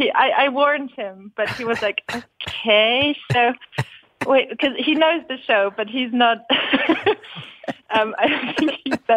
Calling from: Berlin, Germany; I'm really excited because I'm actually calling from Berlin.

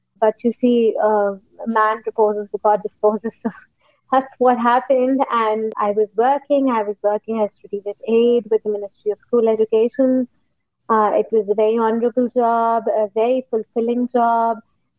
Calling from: Lahore, Punjab, Pakistan; I'm calling from Lahore, Pakistan.

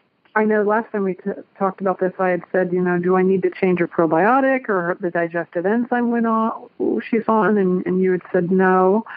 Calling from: Cincinnati, Ohio, United States; I am calling from Cincinnati, Ohio.

